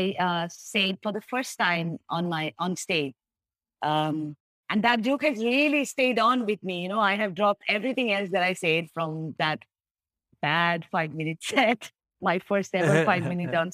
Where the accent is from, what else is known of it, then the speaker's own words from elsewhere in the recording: India; now in Ho Chi Minh City, Vietnam; I'm Indian